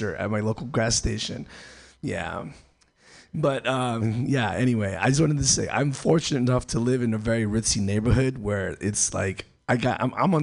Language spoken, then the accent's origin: English; El Salvador; moved away; I'm from El Salvador